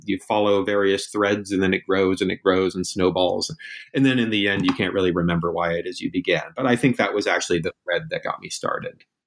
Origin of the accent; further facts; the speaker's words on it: Northampton, Massachusetts, United States; moved away as an adult; also born or lived in China; I, I grew up in Northampton, Massachusetts, and that's where I live now